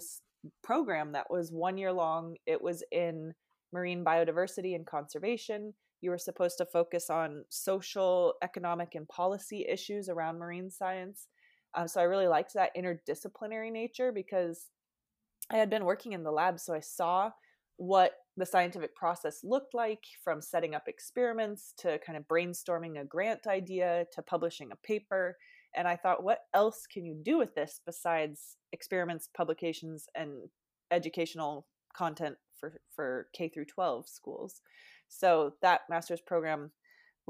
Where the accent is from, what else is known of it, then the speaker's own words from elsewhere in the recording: Seattle, Washington, United States; now in San Diego, United States; I'm originally from Seattle, Washington, a much colder climate.